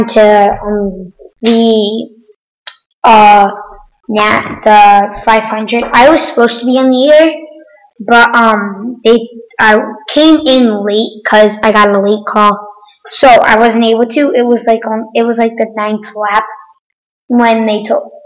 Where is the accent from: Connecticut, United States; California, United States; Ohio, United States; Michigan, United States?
Connecticut, United States; I'm from Connecticut